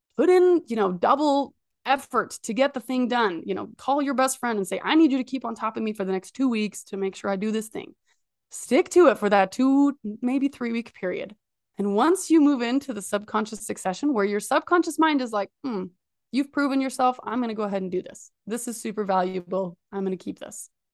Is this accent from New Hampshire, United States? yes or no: no; Idaho, United States; I'm from Idaho